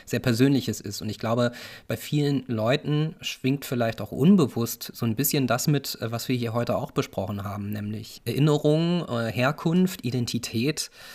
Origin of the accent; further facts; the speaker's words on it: Northern Germany, Germany; moved away; ich auch als Norddeutscher